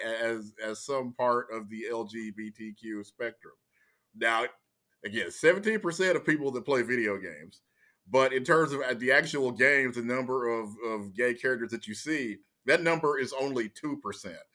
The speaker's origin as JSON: {"language": "English", "region": "Louisiana", "country": "United States", "tie": "born or raised there", "also_born_or_lived": "Texas", "moved": "yes", "said": "I was from Louisiana, I was born in, it, it, they've changed the name since, but I was born at Confederate Memorial Hospital"}